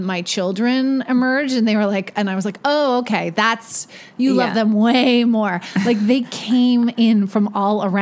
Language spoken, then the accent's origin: English; Vancouver, British Columbia, Canada; moved away as an adult; also born or lived in Toronto; I grew up in Vancouver